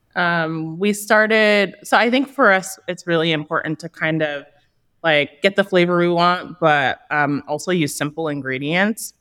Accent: Los Angeles, California, United States; East Hollywood, uh, Thai Town. At some point, it became Thai Town. So, um, I'm from this neighborhood. I've walked these streets as a child.

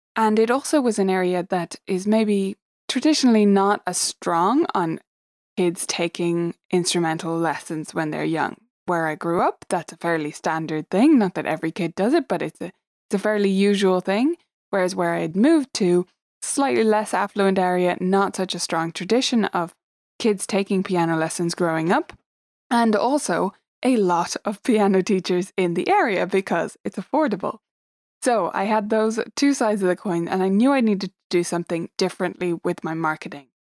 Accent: Dublin, Leinster, Ireland; I am from Dublin in Ireland

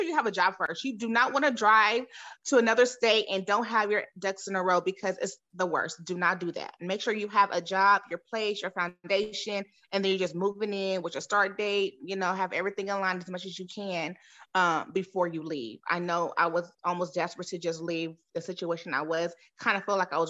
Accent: San Diego, California, United States; now in Texas, United States; I'm originally from San Diego, California. I just resided in Texas.

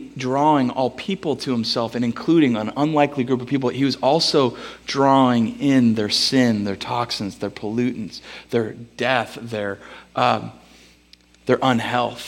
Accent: Bellingham, Washington, United States; I'm from Bellingham

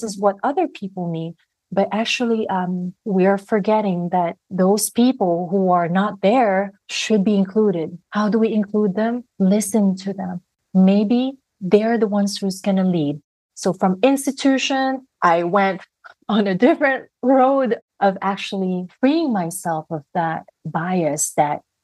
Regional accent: Philippines; growing up in the Philippines, and when I was growing up, I was a student journalist

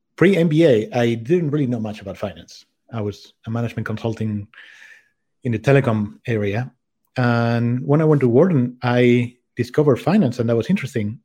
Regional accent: Spain; moved away as an adult; also born or lived in France / Czech Republic / United States / London; I grew up in Spain, but I have lived in five different countries.

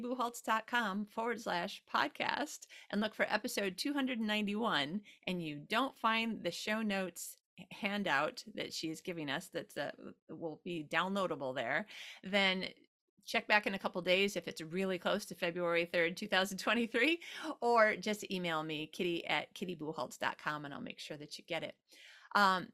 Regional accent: United States; also born or lived in Sydney, Australia; now in Sweden; I'm an American, but I live in Sweden

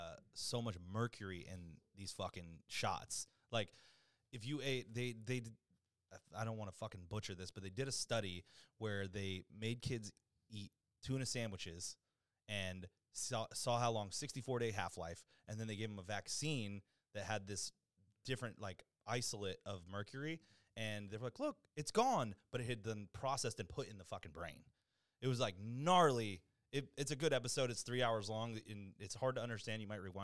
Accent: Virginia, United States; And I'm from Virginia, so, like, it was not chill to be, like, because they were not stoked on kids watching Loose Change.

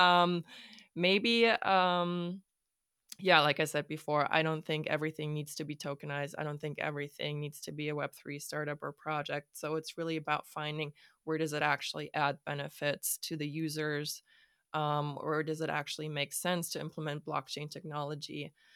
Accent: Hamburg, Germany; also born or lived in Stockholm; I am from Hamburg, Germany

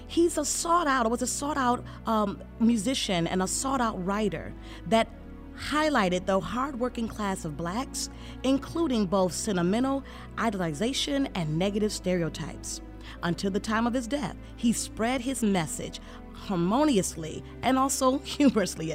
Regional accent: Flint, Michigan, United States; I'm from Flint as well

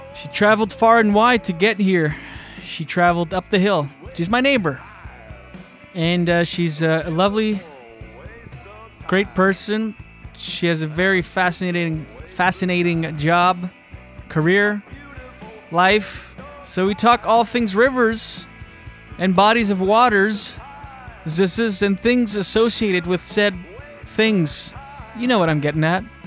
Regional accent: New Brunswick, Canada; moved away; I'm from New Brunswick originally, grew up with four sisters

